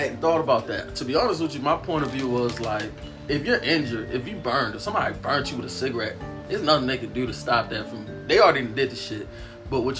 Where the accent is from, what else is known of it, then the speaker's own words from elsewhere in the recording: Baltimore, Maryland, United States; I'm from Baltimore